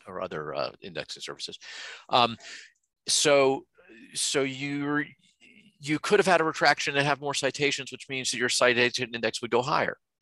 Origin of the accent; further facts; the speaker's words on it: United States; I'm an American